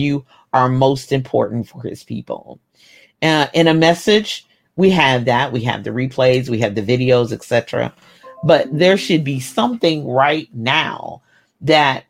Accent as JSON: {"language": "English", "region": "Kentucky", "country": "United States", "tie": "born or raised there", "said": "I was born in Kentucky"}